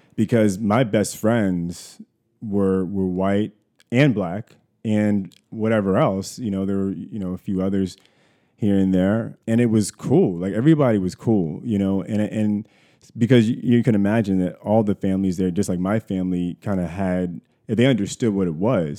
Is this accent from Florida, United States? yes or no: no; Columbia, Maryland, United States; I was born in Columbia, Maryland. Columbia is a, a suburb of Baltimore